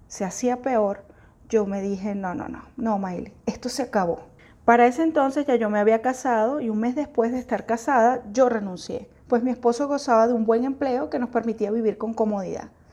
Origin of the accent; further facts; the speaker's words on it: Venezuela; yo soy venezolana